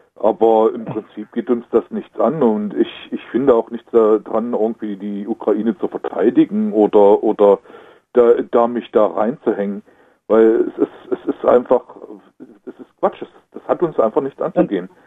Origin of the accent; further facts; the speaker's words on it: Germany; wir als Deutsche